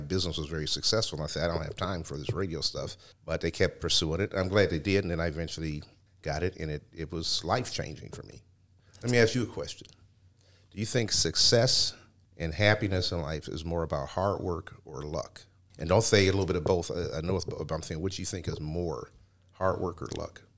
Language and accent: English; Cleveland, Ohio, United States; I grew up in the Glenville area